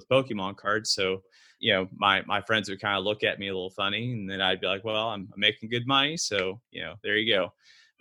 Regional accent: Fort Worth, Texas, United States; also born or lived in Austin, Texas; I was born in Fort Worth

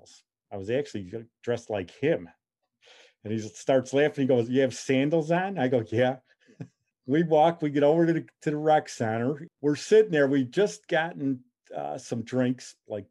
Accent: Chicago, Illinois, United States; born or raised there

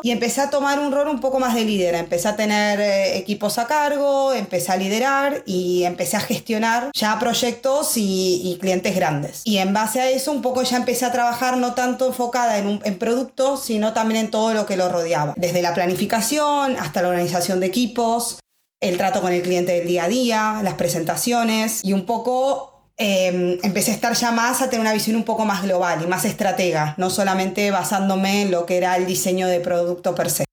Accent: Buenos Aires, Argentina; moved away as an adult; now in Madrid, Spain; yo soy argentina de Buenos Aires, creo que mi acento lo hice desde momento uno.

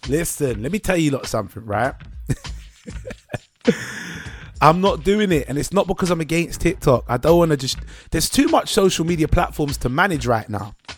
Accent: United Kingdom; we believe as British people

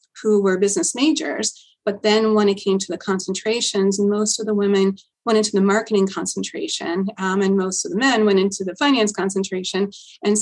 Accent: Port Jefferson, New York, United States; I grew up on Long Island in a small town called Port Jefferson

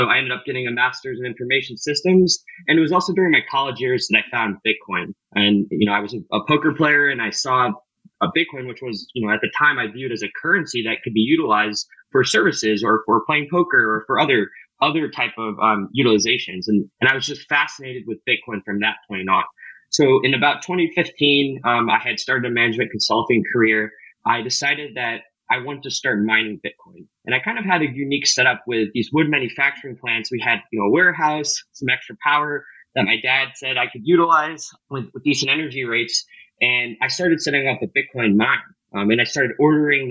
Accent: St. Louis, Missouri, United States; I grew up in St. Louis, Missouri

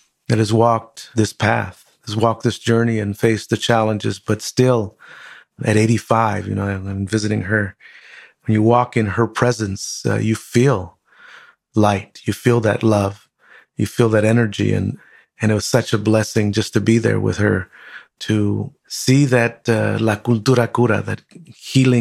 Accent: Compton, California, United States; I grew up in Compton

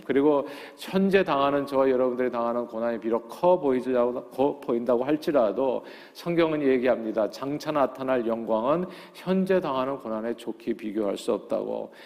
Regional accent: South Korea; now in United States; 우리 한국인들이요

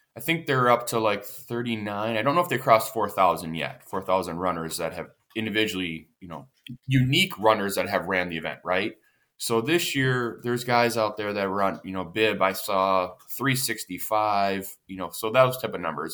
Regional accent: Pittsburgh, Pennsylvania, United States; I'm from the Pittsburgh area

